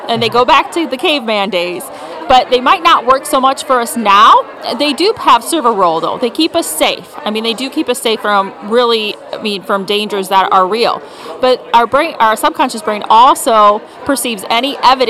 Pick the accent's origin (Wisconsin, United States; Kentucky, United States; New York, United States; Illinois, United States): Wisconsin, United States; Potosi; I grew up across the river in Wisconsin in Potosi.